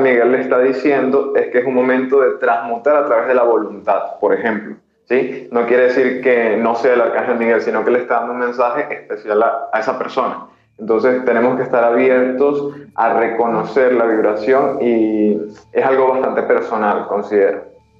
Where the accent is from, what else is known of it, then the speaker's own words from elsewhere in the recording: Venezuela; now in Peru; soy venezolano.